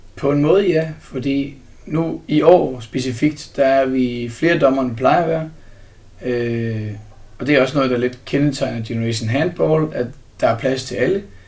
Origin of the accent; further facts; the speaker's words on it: Herning, Central Denmark Region, Denmark; nu kommer jeg fra Herning, så der er jeg meget i Herning og Holstebro og Ikast